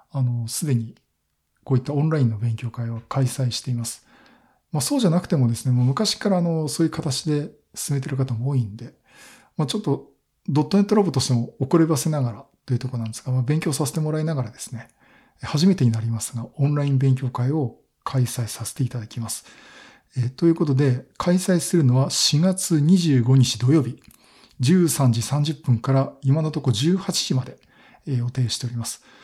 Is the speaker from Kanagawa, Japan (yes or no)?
yes; Kanagawa, Japan; まあ、東京都、まあ、私は神奈川県なんですけど